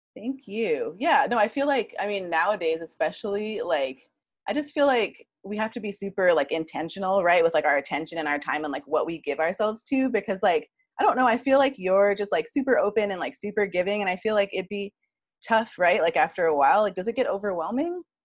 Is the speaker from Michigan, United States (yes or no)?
no; Hawaii, United States; also born or lived in Huntington Beach; I'm like from Hawaii. So I, you know, we kind of get a little nervous sometimes, like leaving the islands